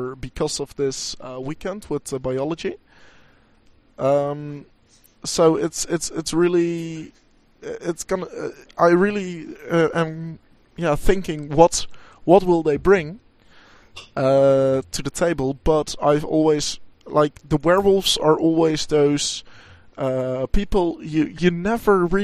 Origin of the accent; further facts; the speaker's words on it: Enschede, Overijssel, Netherlands; in Enschede, in my hometown